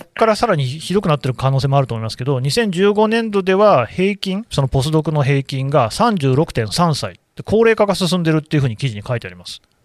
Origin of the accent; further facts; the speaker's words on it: Nagoya, Aichi, Japan; 名古屋の出身だもんだね